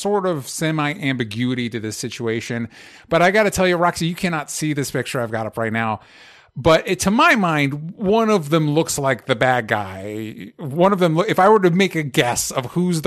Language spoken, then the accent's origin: English; Florida, United States; I grew up in Florida.